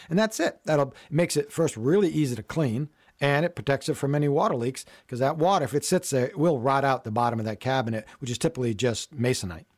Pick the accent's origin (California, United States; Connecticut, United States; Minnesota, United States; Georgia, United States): Connecticut, United States; I grew up in Connecticut